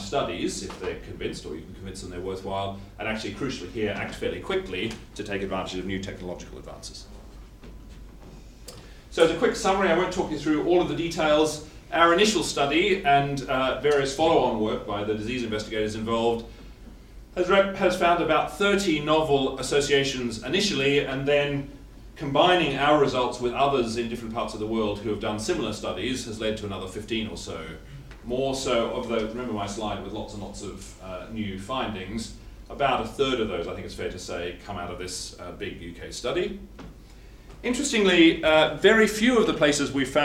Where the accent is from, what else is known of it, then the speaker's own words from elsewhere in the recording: Australia; I'm Australian, not English